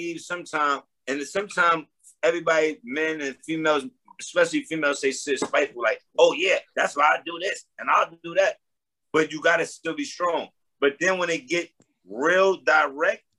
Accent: New York City, New York, United States; I'm from Harlem

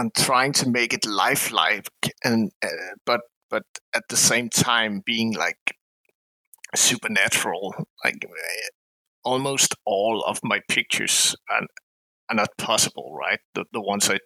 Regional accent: Denmark; I'm from Denmark

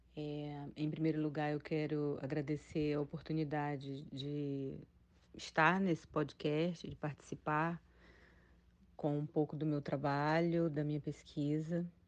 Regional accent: Cruzeiro do Sul, Acre, Brazil; now in Juazeiro do Norte, Brazil; eu nasci em Cruzeiro do Sul, no Acre, e atualmente eu moro em Juazeiro do Norte

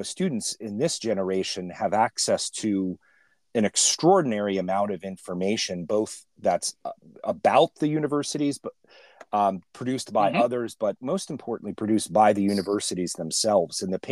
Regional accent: California, United States; I grew up in California

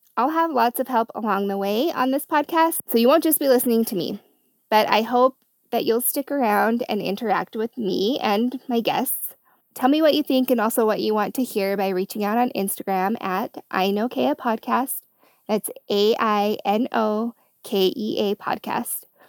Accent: Utah, United States; I'm from Utah, born and raised

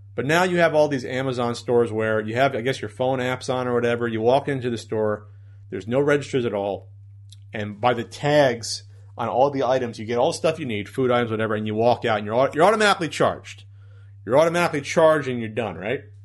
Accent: New Jersey, United States; moved away as an adult; I was from New Jersey

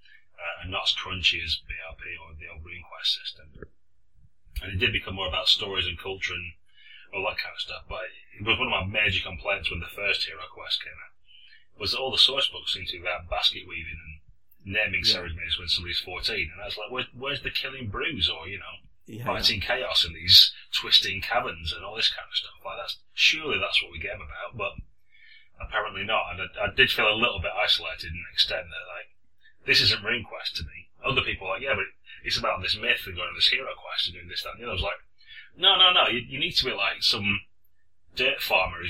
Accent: Blackburn, North West England, United Kingdom; at school in Blackburn

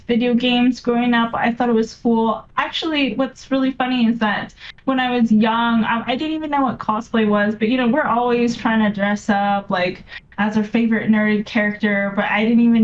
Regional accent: Vancouver, British Columbia, Canada; I'm from Vancouver

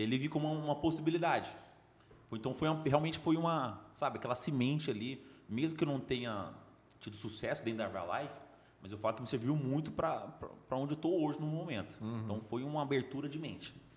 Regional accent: Goiânia, Goiás, Brazil; also born or lived in Brasília / Belém; Cresci em Goiânia. Teve um período de três anos que nós moramos em Belém

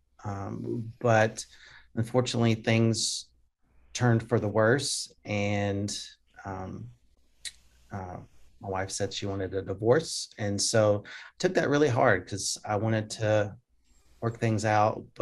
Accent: Jackson, Tennessee, United States; accent: Southern; also born or lived in Germany; we moved to Jackson, Tennessee, and kind of grew up around Jackson and suburbs of Jackson. And it's kind of where I grew up. That was kind of my hometown

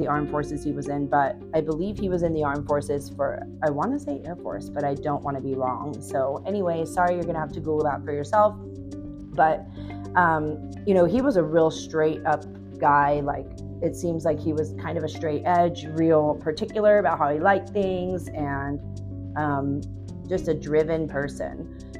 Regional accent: Southern California, United States; I'm from Southern California

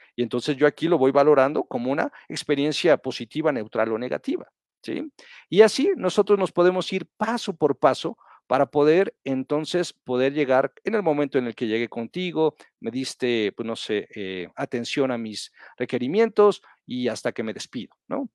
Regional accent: Mexico; nosotros como mexicanos

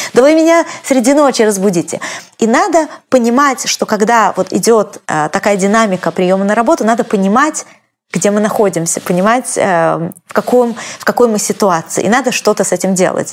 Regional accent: Russia; now in United States; я из России

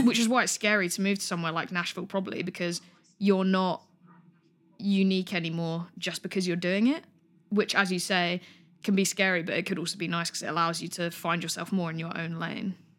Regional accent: Greater London, United Kingdom; I'm from Greater London, so I'm from London, but kind of slightly more into the suburbs.

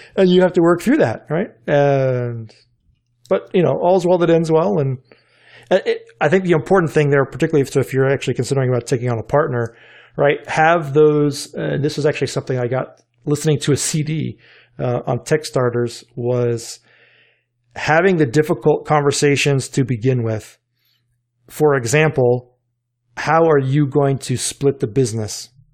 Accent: North Carolina, United States; now in Richmond, United States; growing up in North Carolina

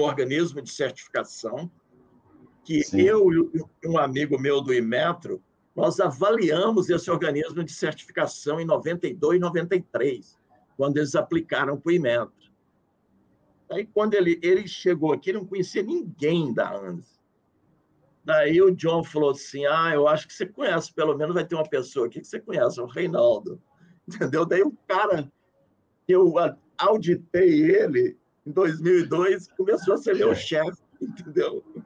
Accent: Brazil; sou do Brasil

